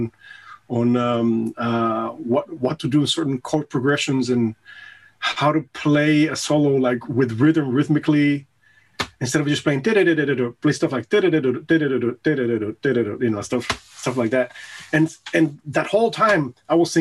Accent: Puerto Rico; also born or lived in United States; now in Germany; I was born and raised in Puerto Rico

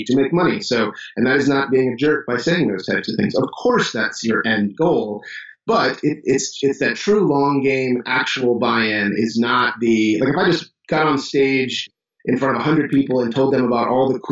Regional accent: Chicago, Illinois, United States; now in Johnson City, United States; I'm from Chicago

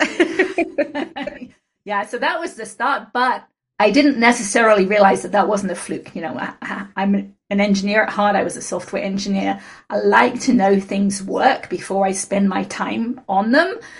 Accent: England, United Kingdom; moved away as an adult; now in United States; when I moved out to the States from England when I was 21

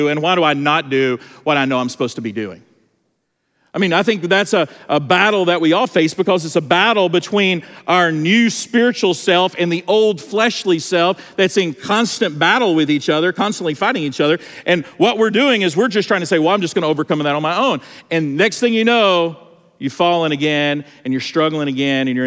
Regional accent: Georgia, United States; I'm from Georgia

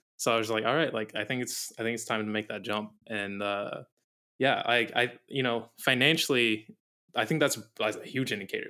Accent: Arizona, United States; moved away as an adult; now in Maui, United States; I grew up in Arizona all my life, lived in, like, the same town, same house, everything, like, all my life, and then when I was nineteen, I moved out here.

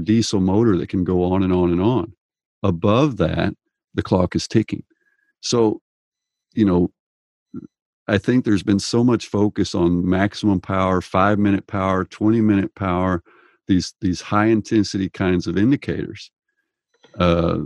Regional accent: Texas, United States; I grew up in Texas

